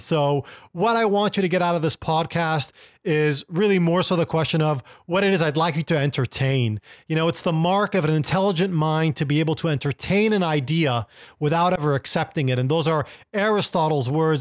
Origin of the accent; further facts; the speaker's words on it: Millbrae, California, United States; moved away as an adult; also born or lived in Lebanon / Koreatown, Los Angeles; growing up in Millbrae, California